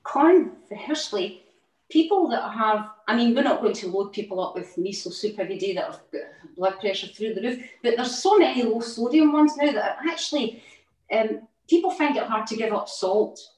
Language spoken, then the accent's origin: English; Scotland, United Kingdom; moved away as an adult; also born or lived in Outer Hebrides; now in England, United Kingdom; I'm a Scottish person, right? So we had a lot of seaweed in our diet as well. Up in the Outer Hebrides